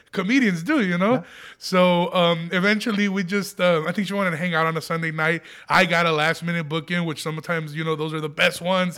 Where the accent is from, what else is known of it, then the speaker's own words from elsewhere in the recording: Aurora, Illinois, United States; I grew up in Aurora, Illinois